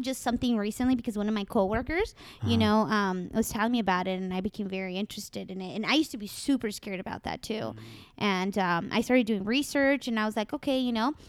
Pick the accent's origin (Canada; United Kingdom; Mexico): Mexico; accent: Mexican; I'm Mexican